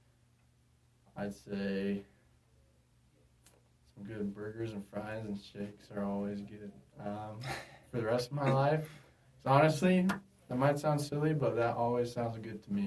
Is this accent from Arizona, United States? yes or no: yes; Peoria, Arizona, United States; I'm from Phoenix, Arizona, specifically the Peoria area, about 20 minutes northwest of Phoenix